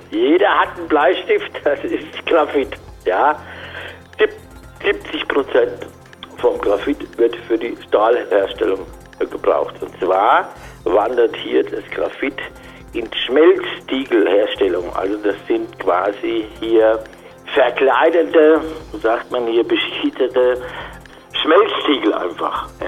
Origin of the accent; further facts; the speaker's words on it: Frankfurt, Hesse, Germany; ich komme aus Frankfurt, seit 31 Jahren tätig an der Börse, kann man sagen.